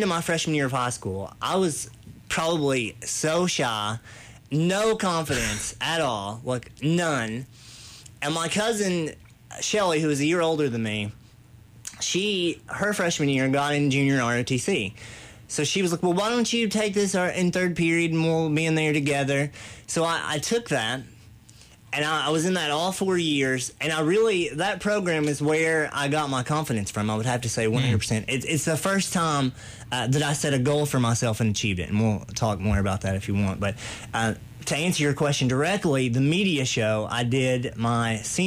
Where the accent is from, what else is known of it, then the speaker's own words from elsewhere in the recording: Williamsburg, Kentucky, United States; I grew up here in Williamsburg, south end of the county, in a holler, basically, called Mud Creek.